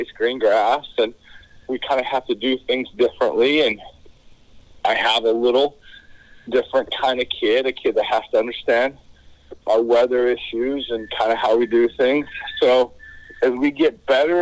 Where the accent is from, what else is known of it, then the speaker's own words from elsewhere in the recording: Lander, Wyoming, United States; I grew up in Lander, loving the University of Wyoming.